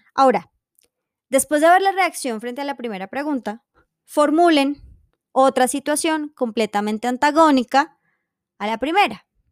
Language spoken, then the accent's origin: Spanish; Colombia; tenemos como colombianos